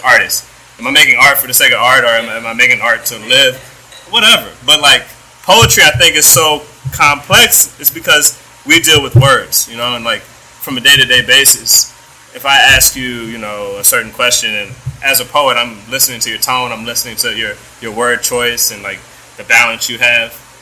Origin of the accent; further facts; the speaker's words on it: United States; being American and being brought up in this economy